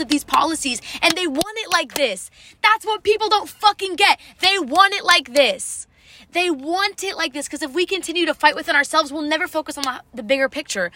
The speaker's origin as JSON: {"language": "English", "country": "United States", "said": "as an American"}